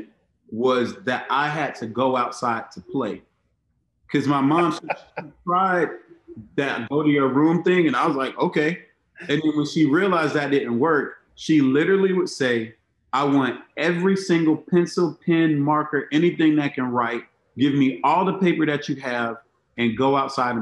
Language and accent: English; Miami and Monticello, Florida, United States; I grew up between Miami and a small town outside of Tallahassee called Monticello, Florida.